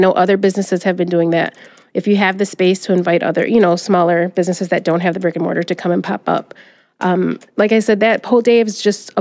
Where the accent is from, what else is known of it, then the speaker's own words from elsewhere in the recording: Detroit, Michigan, United States; Growing up in Southwest Detroit, we had a very big small business community